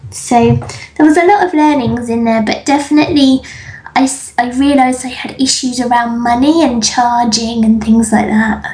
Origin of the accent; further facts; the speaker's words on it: England, United Kingdom; I grew up in England